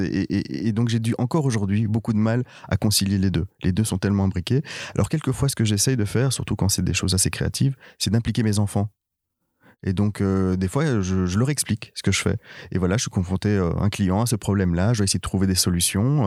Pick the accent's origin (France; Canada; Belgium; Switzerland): Belgium; Brussels, Brussels-Capital Region; moved away as an adult; je suis né à Bruxelles, j'ai toujours vécu à Bruxelles jusqu'il y a trois ans